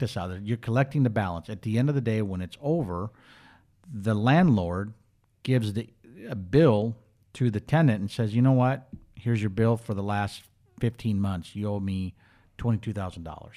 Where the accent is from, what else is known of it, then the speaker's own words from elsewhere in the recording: Minneapolis, Minnesota, United States; moved away as an adult; also born or lived in Charlotte, North Carolina; now in Bakersfield, United States; I grew up in Minneapolis, went to school in Minneapolis